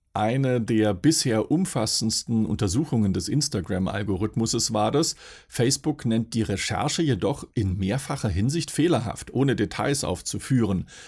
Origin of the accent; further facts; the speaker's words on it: Swabia, Baden-Württemberg, Germany; Als Schwabe